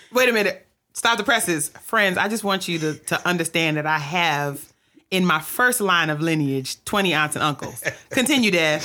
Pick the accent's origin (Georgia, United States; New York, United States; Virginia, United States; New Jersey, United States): New York, United States; New York City; in New York City where I grew up